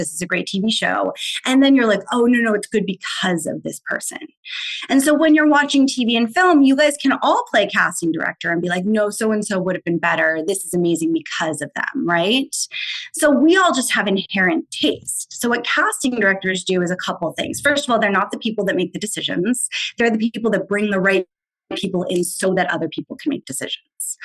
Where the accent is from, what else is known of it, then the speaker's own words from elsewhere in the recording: San Diego, California, United States; moved away as an adult; also born or lived in Los Angeles; I'm from San Diego